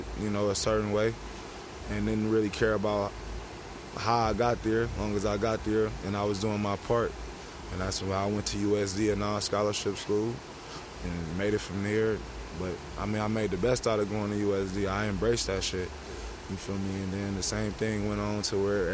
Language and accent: English; Oakland, California, United States; growing up in Oakland